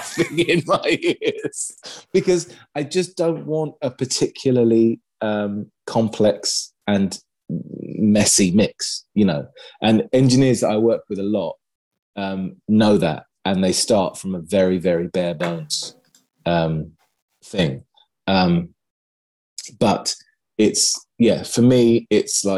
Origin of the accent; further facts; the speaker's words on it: London, United Kingdom; in my hometown